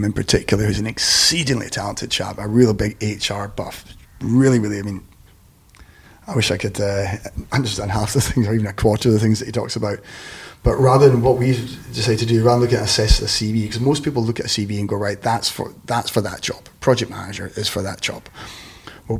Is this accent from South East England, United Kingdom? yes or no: no; Scotland, United Kingdom; accent: Scottish; It sounds like, you know, what, Scottish